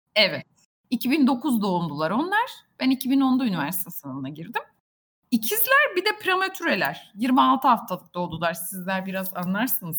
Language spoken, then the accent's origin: Turkish; Buca, İzmir, Turkey; ben Bucalıyım. Buca'da doğdum büyüdüm.